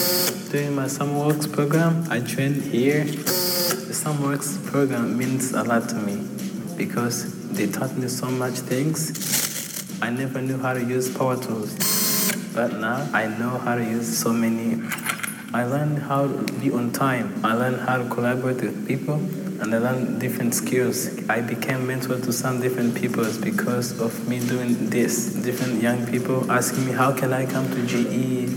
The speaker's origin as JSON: {"language": "English", "country": "Rwanda", "tie": "born or raised there", "moved": "yes", "lives_now": "Louisville, United States", "said": "I'm from Rwanda. I was born there."}